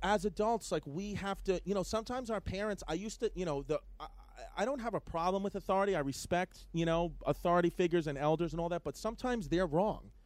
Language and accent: English; New York City, New York, United States; I grew up in New York City. Okay, New York, Ridgewood, uh, uh, uh, Queens, Brooklyn area